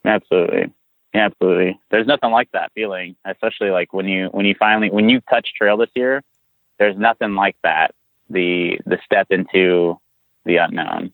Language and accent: English; San Antonio, Texas, United States; I'm from South Texas, like San Antonio.